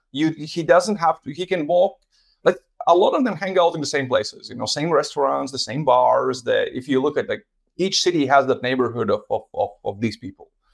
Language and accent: English; Latvia; moved away; I'm originally from Latvia